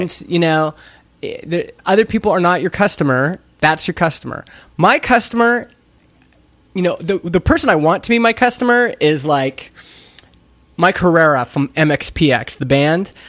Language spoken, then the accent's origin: English; Canada; I'm Canadian.